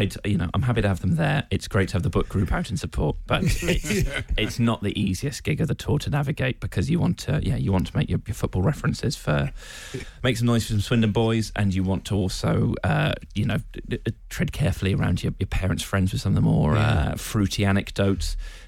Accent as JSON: {"language": "English", "region": "Tokyo", "country": "Japan", "tie": "born there", "said": "I was born in Tokyo."}